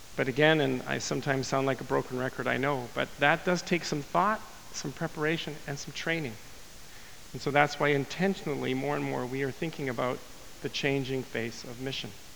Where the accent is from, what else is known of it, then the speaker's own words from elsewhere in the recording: Winnipeg, Manitoba, Canada; my hometown of Winnipeg